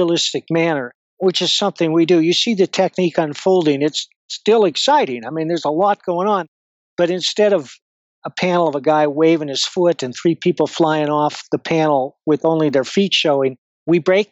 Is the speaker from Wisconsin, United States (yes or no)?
yes; Madison, Wisconsin, United States; moved away as an adult; now in Colorado, United States; I was born in Madison, Wisconsin, and I lived there off and on through most of my life